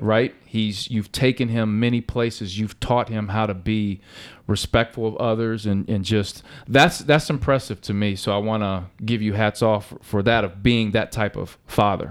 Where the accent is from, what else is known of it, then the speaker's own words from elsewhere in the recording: Cincinnati, Ohio, United States; when I was growing up, I grew up playing on Reading Road